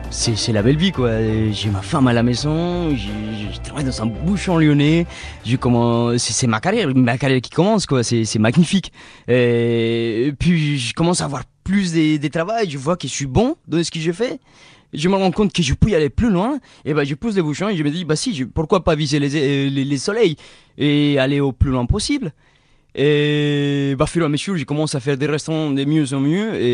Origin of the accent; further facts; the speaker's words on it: Mexico; French is a second language; now in France; quand je suis allé au Mexique, ils me prenaient pas pour un Mexicain. Ils disaient, mais tu viens de où en fait